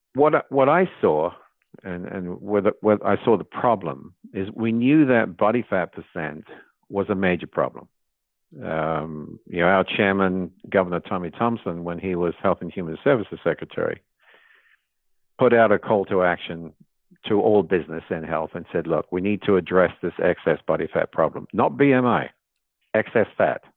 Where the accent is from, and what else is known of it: England, United Kingdom; born or raised there; moved away; also born or lived in New Zealand / London